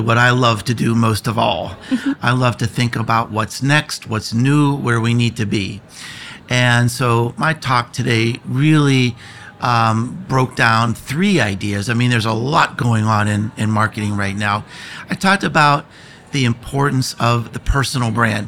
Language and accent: English; United States; I am from America